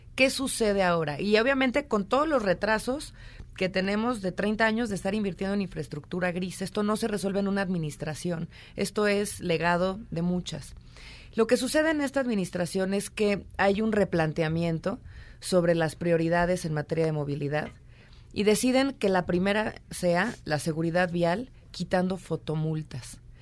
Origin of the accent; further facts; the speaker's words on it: Mexico; como mexicanos